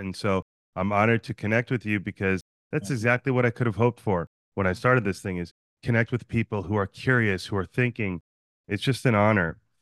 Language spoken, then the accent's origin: English; New Jersey, United States; now in San Diego, United States; I'm from New Jersey